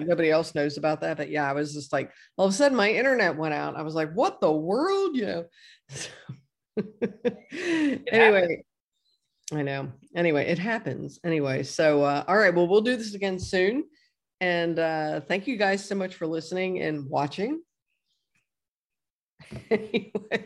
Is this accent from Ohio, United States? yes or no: yes; Batavia, Ohio, United States; moved away; my hometown of Batavia, Ohio